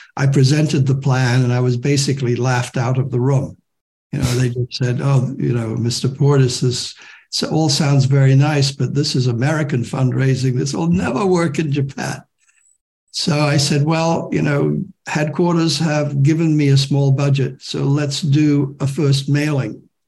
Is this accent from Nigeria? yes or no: no; Hong Kong; moved away as an adult; also born or lived in Shanghai / England; being in the next generation and growing up in Hong Kong